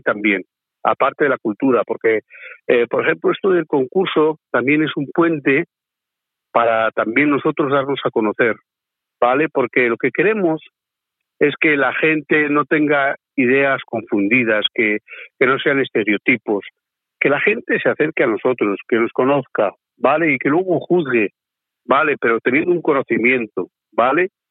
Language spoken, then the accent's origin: Spanish; Basque Country, Spain; que también somos gitanos y somos vascos